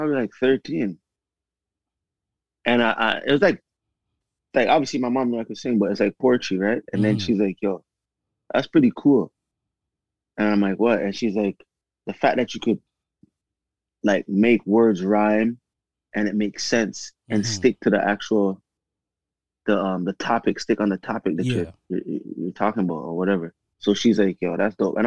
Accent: Spanish Town, Jamaica; now in Toronto, Canada; I was born in Jamaica

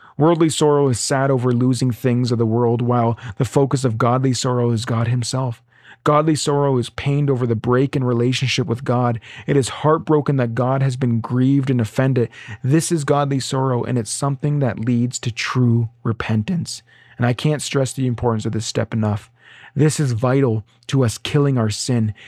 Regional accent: Ontario, Canada; now in Alberta, Canada; I'm from Ontario originally

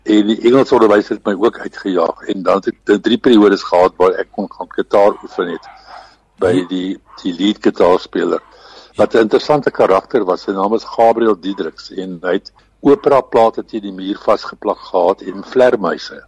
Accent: Kroonstad, Free State, South Africa; moved away; also born or lived in Middelburg, Eastern Cape / Transvaal; Groot geword in die, in die Vrystad

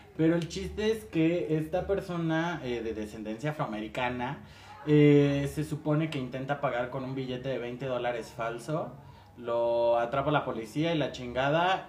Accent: Mexico; así somos los mexicanos

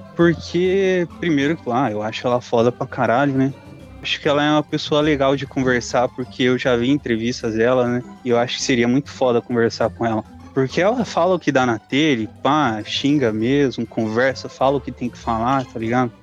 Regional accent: Curitiba, Paraná, Brazil; Eu sou de Curitiba

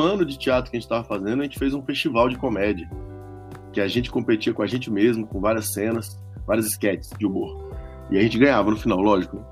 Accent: Brasília, Federal District, Brazil; also born or lived in São Paulo; A gente cresceu em Brasília

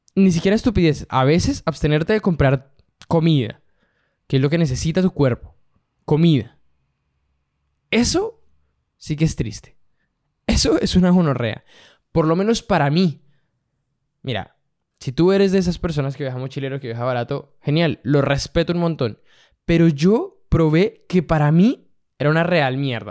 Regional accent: Colombia; yo que soy colombiano

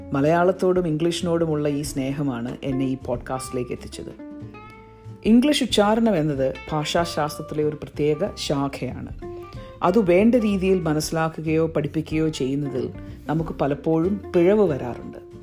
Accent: Ernakulam district, Kerala, India; first language Malayalam; moved away as an adult; also born or lived in Durham, England; now in London, United Kingdom; ഞാൻ കേരളത്തിൽ എറണാകുളം ജില്ലയിൽ ജനിച്ചു വളർന്നു

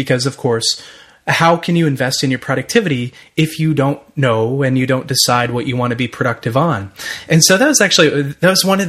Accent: Ottawa, Ontario, Canada; I'm from Ottawa, Ottawa, Canada

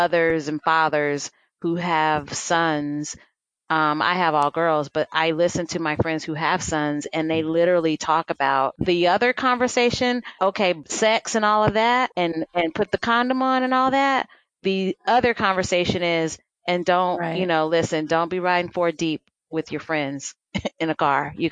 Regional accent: Los Angeles, California, United States; moved away; also born or lived in Midwest; I grew up in Los Angeles, and Los Angeles is a melting pot

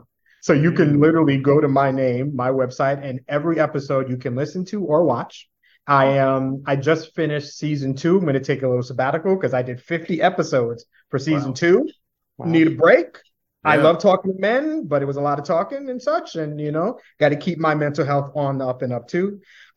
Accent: New York City, New York, United States; I am born and bred. I am a New Yorker through and through.

